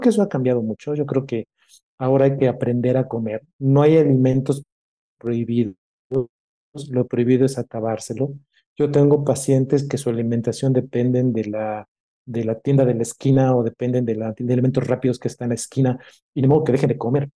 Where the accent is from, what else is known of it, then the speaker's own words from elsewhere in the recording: Mexico; tenemos como mexicanos y sobre todo como médicos